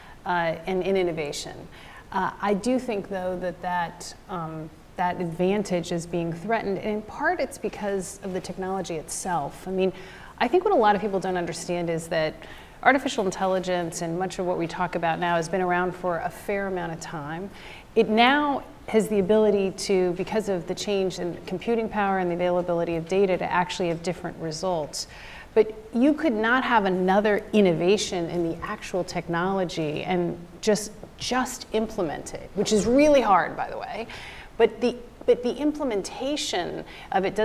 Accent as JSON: {"language": "English", "region": "Southern California", "country": "United States", "tie": "born or raised there", "also_born_or_lived": "Taiwan", "said": "I grew up in Southern California"}